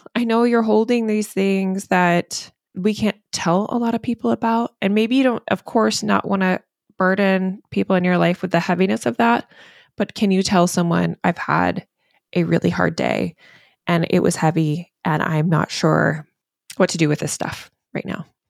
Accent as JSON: {"language": "English", "region": "the South", "country": "United States", "moved": "yes", "lives_now": "Maine, United States", "said": "I'm from the South"}